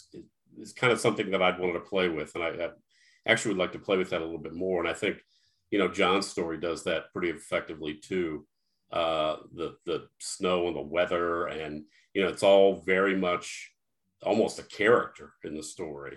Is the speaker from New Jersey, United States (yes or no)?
no; St. Louis, Missouri, United States; now in Illinois, United States; I'm from Missouri, St. Louis, but we live in Illinois now